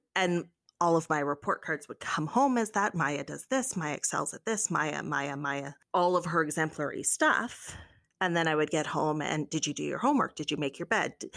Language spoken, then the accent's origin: English; Canada; as a Canadian